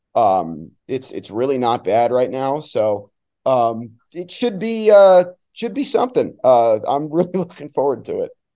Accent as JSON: {"language": "English", "region": "New Jersey", "country": "United States", "moved": "yes", "said": "I'm from New Jersey"}